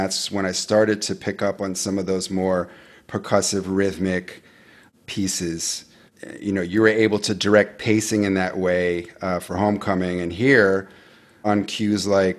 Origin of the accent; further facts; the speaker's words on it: New York City, New York, United States; as a kid growing up on the Upper West Side of Manhattan